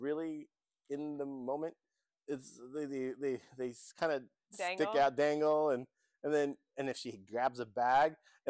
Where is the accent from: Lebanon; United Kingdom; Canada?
Lebanon; moved away; I was born by the sea, the Mediterranean.